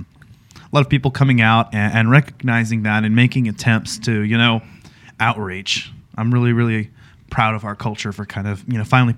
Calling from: San Antonio, Texas, United States; We are podcasting straight from San Antonio, Texas

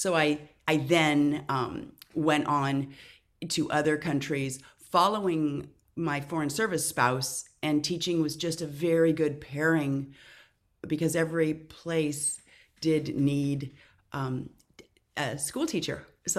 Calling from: California, United States; I am in Southern California on a hazy morning.

